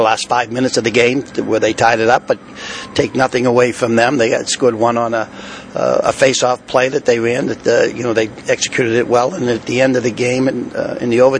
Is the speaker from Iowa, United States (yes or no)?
no; Boston, Massachusetts, United States; I'm from Boston